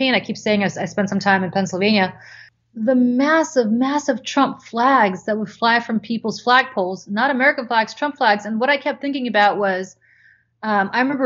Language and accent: English; Moscow, Russia; moved away; growing up in Moscow